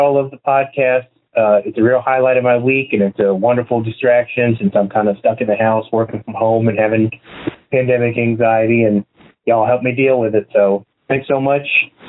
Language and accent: English; North Carolina, United States; now in Irving, United States; because I'm from North Carolina.